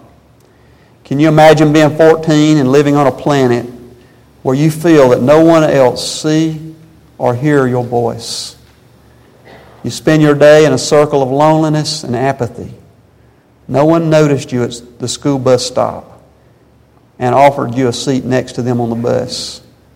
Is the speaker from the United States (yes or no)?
yes; Spartanburg, South Carolina, United States; we're from South Carolina